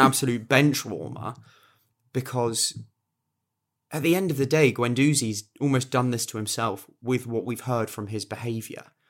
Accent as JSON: {"language": "English", "region": "England", "country": "United Kingdom", "said": "I'm English, I live in England"}